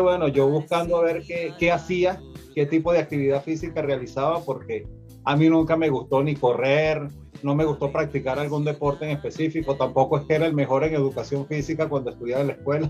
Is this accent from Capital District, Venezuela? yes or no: yes; Caracas, Capital District, Venezuela; moved away as an adult; now in Mexico City, Mexico; oriundo de Caracas, Venezuela y actualmente habito en, la, en este hermoso país que es como lo es México, mi segunda patria, en la Ciudad de México.